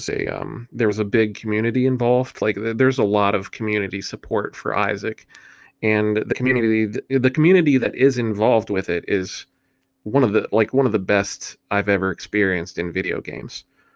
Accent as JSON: {"language": "English", "region": "West Virginia", "country": "United States", "tie": "born or raised there", "said": "Okay, so I am from West Virginia. I've lived in West Virginia my whole life."}